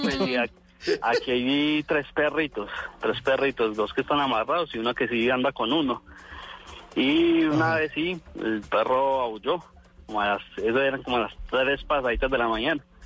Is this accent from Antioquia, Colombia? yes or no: no; Armenia, Quindío, Colombia; yo fui criado aquí en Armenia